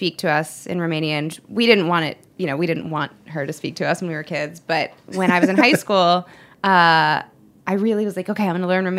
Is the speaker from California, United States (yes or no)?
no; Cleveland, Ohio, United States; And my mom, I grew up in right outside of Cleveland, and my mom had a garden in the backyard.